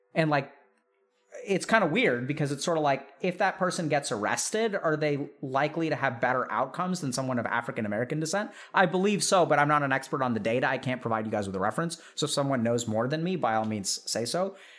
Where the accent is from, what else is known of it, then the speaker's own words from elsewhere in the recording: India; as an Indian